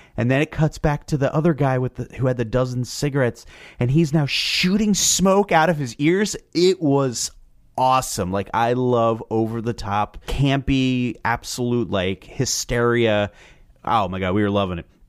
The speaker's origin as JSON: {"language": "English", "region": "New Jersey", "country": "United States", "said": "I'm from Jersey"}